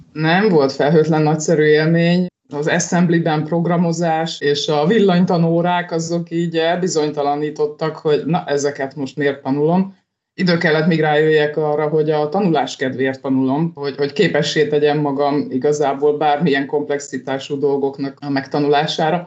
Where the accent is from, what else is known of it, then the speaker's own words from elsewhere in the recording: Hungary; így vidéken nőttem fel